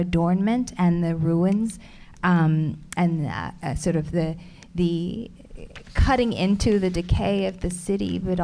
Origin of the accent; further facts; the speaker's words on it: Alabama, United States; I was born in Alabama